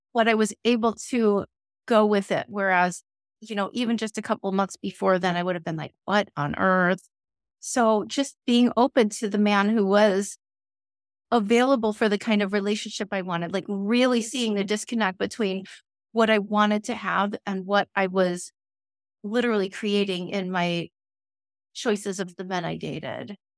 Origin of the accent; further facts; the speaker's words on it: Chicago, Illinois, United States; I grew up in Chicagoland